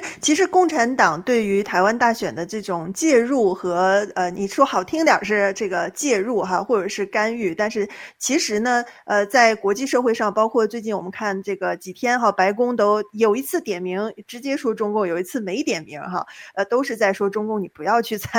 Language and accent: Chinese; China; moved away as an adult; now in United States; 作为大陆人啊，就比如说像丁月这样的，我在大陆出生长大的，